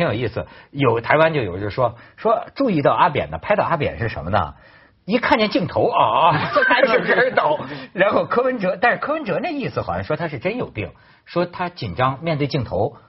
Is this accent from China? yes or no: yes; China; 我作为大陆人，我也很虚伪嘛。